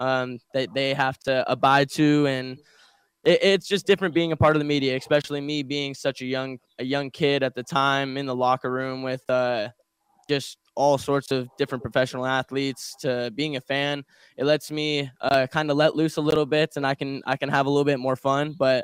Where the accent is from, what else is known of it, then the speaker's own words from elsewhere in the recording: Las Vegas, Nevada, United States; also born or lived in Detroit; I grew up here in Vegas.